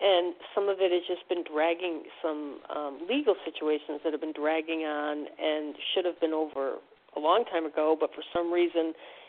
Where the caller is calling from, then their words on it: Connecticut, United States; I'm calling from Connecticut.